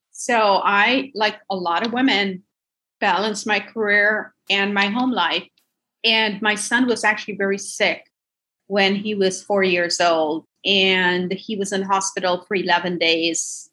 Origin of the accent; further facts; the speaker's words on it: Minnesota, United States; I grew up in Minnesota, went to University of Minnesota